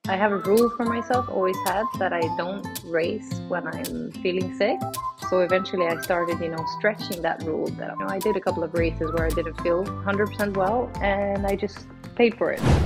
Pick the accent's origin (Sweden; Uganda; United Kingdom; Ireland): Sweden; moved away as an adult; now in Switzerland; I am from Sweden originally. I've been living now in Switzerland for three years, but I'm obviously Swedish in my heart and soul